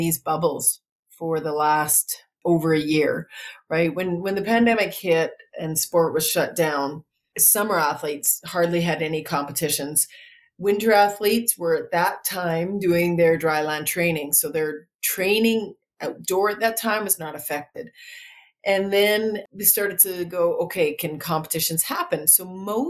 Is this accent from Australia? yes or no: no; Saskatchewan, Canada; I grew up in Saskatchewan.